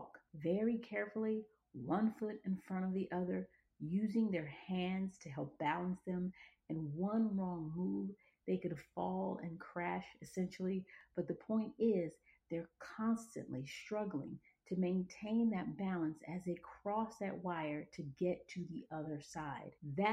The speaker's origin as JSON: {"language": "English", "town": "Atlanta", "region": "Georgia", "country": "United States", "tie": "born or raised there", "also_born_or_lived": "Monrovia, Liberia / Los Angeles, California", "moved": "as an adult", "said": "I was born in Monrovia, Liberia, and raised in Atlanta, Georgia. I spent the bulk of my life actually in the South"}